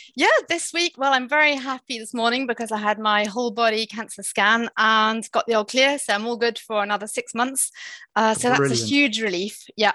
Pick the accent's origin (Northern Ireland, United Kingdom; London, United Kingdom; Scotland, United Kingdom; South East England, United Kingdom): London, United Kingdom; born there; also born or lived in Southsea; So I am English. I was born in England. I was born in London